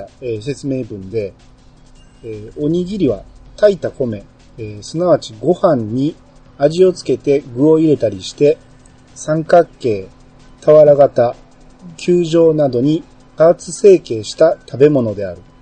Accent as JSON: {"language": "Japanese", "region": "Kansai", "country": "Japan", "said": "僕関西人"}